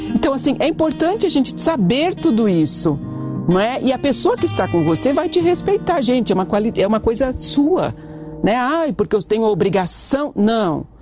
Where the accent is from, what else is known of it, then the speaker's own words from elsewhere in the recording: Brazil; nós somos brasileiros